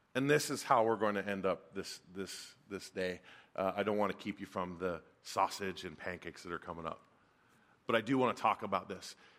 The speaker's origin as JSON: {"language": "English", "town": "Folsom", "region": "California", "country": "United States", "tie": "born or raised there", "said": "I grew up in the mid-eighties, and I grew up in Northern California"}